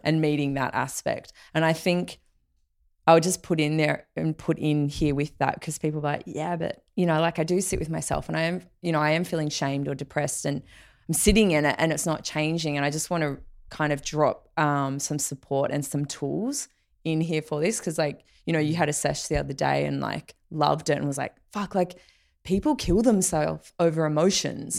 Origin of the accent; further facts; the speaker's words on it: Australia; growing up in Australia